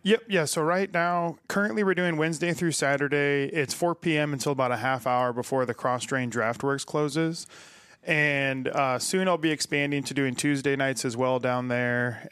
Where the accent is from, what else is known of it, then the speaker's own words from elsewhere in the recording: Omaha, Nebraska, United States; also born or lived in Chicago; I grew up out in Elkhorn, grew up, most of my friends and family are all out in West Omaha